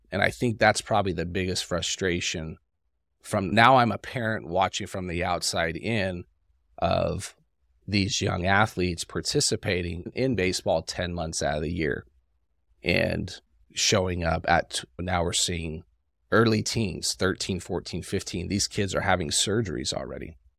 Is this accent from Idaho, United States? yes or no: no; Salt Lake City, Utah, United States; I grew up in Salt Lake City, so it's a colder climate